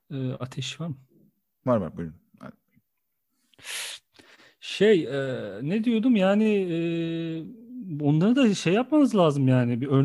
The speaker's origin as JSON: {"language": "Turkish", "region": "Kayseri Province", "country": "Turkey", "said": "Ya evet ben de Kayseriliyim ya."}